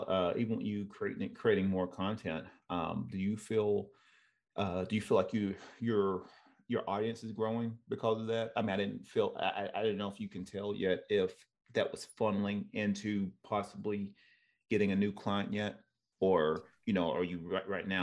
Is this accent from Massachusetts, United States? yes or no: no; Tennessee, United States; moved away; I'm from Tennessee.